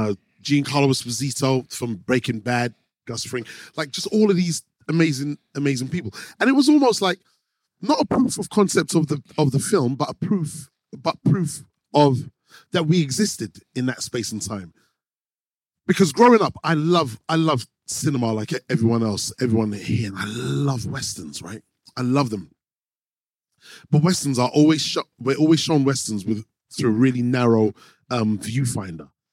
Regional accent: London, United Kingdom; I come from Harrow Road, like Mozart State. So I remember I was on Kilburn Lane

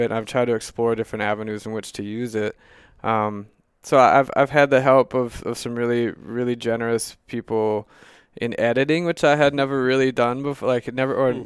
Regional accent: Mankato, Minnesota, United States; also born or lived in Duluth, Minnesota; I grew up in Mankato, Minnesota and then I moved to Duluth

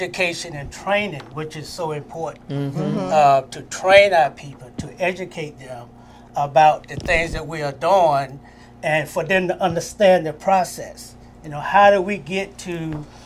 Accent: North Carolina, United States; I grew up in North Carolina

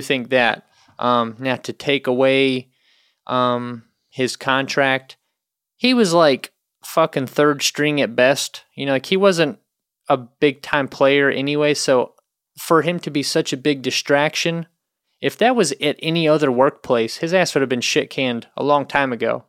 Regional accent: North Carolina, United States; I'm from North Carolina

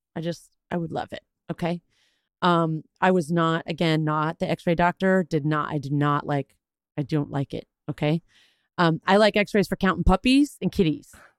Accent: Texas, United States; I'm Texan

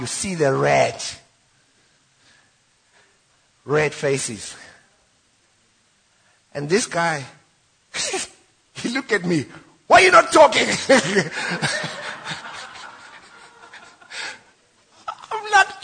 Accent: Witbank, Mpumalanga, South Africa; I'm from White Bank.

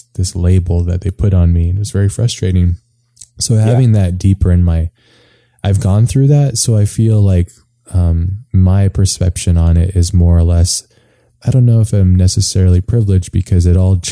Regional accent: Hawaii, United States; moved away; I grew up in Hawaii, which is really quite a beautiful place

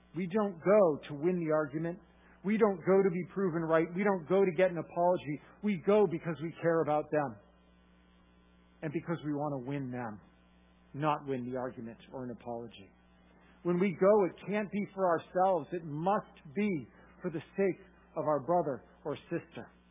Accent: Massachusetts, United States; I am from Massachusetts

